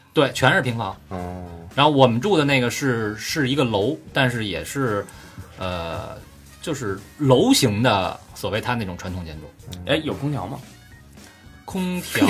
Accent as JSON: {"language": "Chinese", "country": "China", "said": "我们从中国来"}